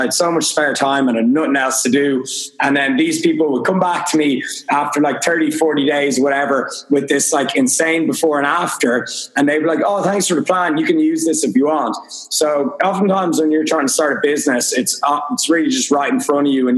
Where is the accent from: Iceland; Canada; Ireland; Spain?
Ireland; Dublin, Leinster; I'm from Dublin, Ireland